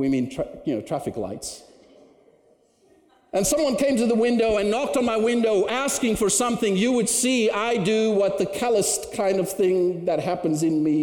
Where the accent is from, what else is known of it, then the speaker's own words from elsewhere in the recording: Cape Town, Western Cape, South Africa; moved away as an adult; now in Canada; I grew up in Cape Town, South Africa